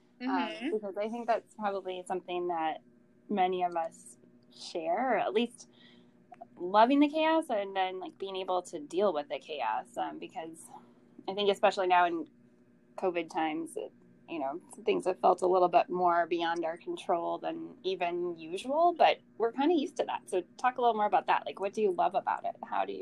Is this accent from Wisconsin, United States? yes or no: yes; Green Bay, Wisconsin, United States; I'm so excited that Allie will be moving up to Green Bay, Wisconsin, which is my hometown